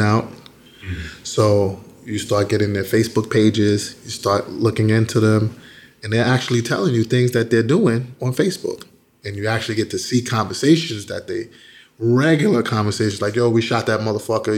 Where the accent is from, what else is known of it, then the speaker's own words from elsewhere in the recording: New York City, New York, United States; I grew up in Bedford Stuyvesant in Brooklyn on, uh, on Gates Avenue